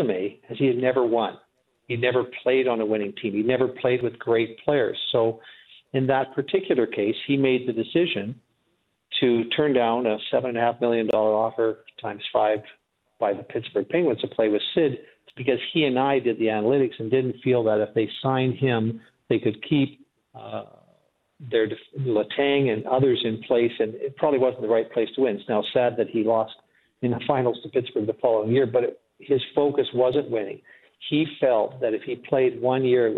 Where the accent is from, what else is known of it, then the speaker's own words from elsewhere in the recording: Drumheller, Alberta, Canada; also born or lived in Calgary; now in Edmonton, Canada; I grew up in Drumheller, lived in Calgary, went to school there, now live in Edmonton